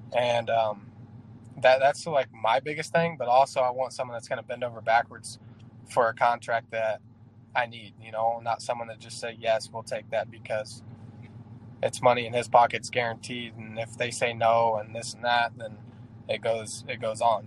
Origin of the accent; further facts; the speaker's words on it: Indianapolis, Indiana, United States; my hometown ones with the skyline of Indianapolis and the 317 on the back